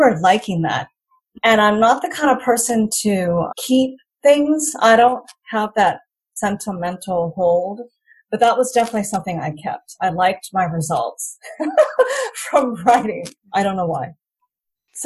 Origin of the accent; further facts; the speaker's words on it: United States; first language English; moved away as an adult; now in Rayong, Thailand; I was born and raised in America